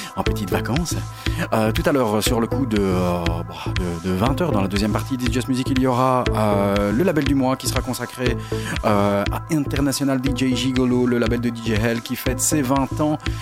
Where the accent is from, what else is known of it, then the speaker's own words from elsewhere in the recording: Belgium; chez nous en Belgique